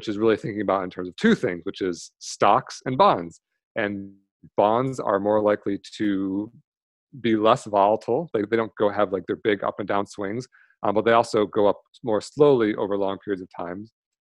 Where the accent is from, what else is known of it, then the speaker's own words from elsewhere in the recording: Michigan, United States; now in San Diego, United States; I grew up in Michigan, now I'm in San Diego.